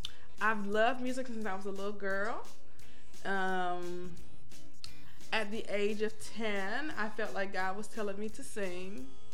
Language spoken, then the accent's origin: English; East Cleveland, Ohio, United States; also born or lived in Jackson, Mississippi; I'm from East Cleveland, Ohio. I was in Shaw High School marching band, played the trombone.